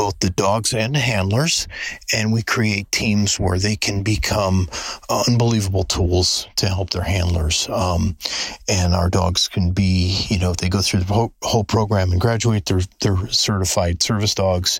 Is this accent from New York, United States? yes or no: yes; the Catskills, New York, United States; moved away as an adult; now in Daytona Beach, United States; I'm from the Catskills.